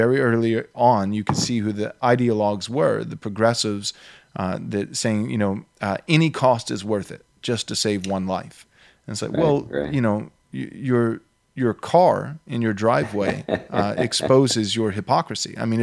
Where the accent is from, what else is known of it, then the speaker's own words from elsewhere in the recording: Texas, United States; moved away as an adult; also born or lived in Southern California; I moved to Texas. This is where I was born and raised.